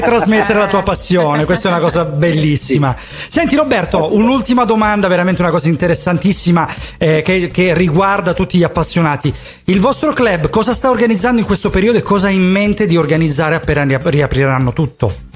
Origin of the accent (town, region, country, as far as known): Calabria, Italy